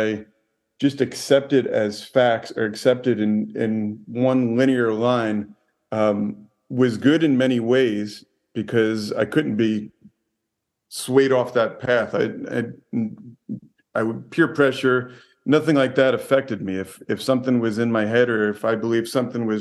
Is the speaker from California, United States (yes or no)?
no; New Jersey, United States; moved away; also born or lived in Hollywood; I grew up in New Jersey and in a town full of tough guys in a football town